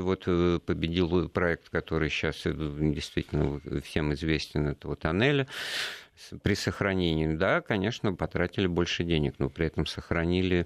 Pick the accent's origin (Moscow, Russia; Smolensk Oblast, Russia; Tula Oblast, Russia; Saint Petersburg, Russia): Moscow, Russia; как два старых коренных э, москвича